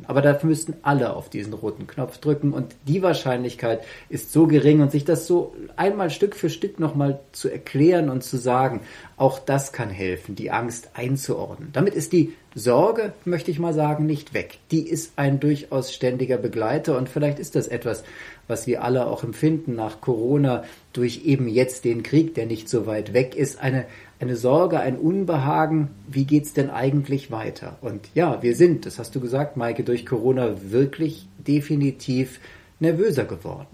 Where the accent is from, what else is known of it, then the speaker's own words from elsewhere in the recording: Germany; Ich bin ja deutscher Staatsbürger